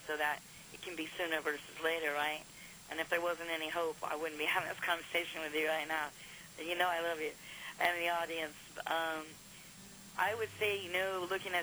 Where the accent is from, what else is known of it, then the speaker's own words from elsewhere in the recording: United States; I am from America